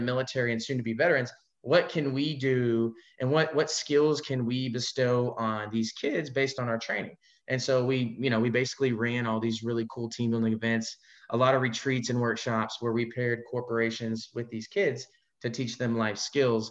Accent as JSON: {"language": "English", "town": "Fort Worth", "region": "Texas", "country": "United States", "tie": "born or raised there", "moved": "as an adult", "lives_now": "Orlando, United States", "said": "I was born and raised in Fort Worth, Texas, and I spent 20 years there"}